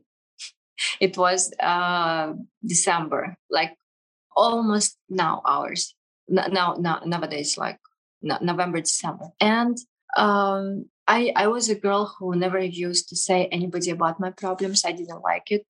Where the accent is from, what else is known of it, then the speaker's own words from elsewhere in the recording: Kazakhstan; English is a second language; also born or lived in Russia; now in United Arab Emirates; i was grew up in kazakhstan